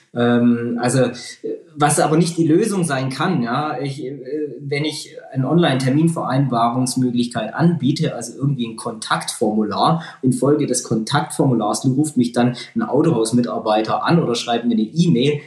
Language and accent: German; Lake Constance, Germany; now in Ulm, Germany; in meine Heimat am Bodensee